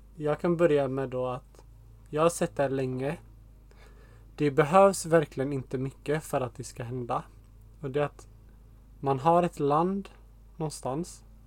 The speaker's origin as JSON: {"language": "Swedish", "country": "Sweden", "moved": "as an adult", "lives_now": "Portugal", "said": "speciellt i Sverige där vi kommer ifrån"}